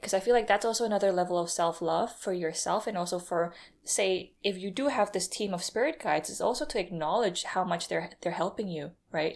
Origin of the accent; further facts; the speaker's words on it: Indonesia; I'm not from America, by the way. I'm, I'm Indonesian